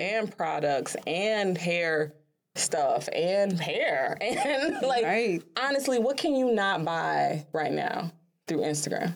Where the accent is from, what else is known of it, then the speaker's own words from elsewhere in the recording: Chicago, Illinois, United States; Chicago being my hometown